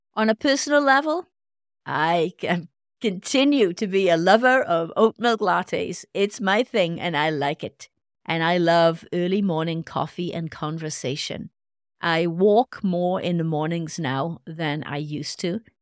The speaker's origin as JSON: {"language": "English", "region": "Wales", "country": "United Kingdom", "moved": "yes", "lives_now": "United States", "said": "my home country, Wales"}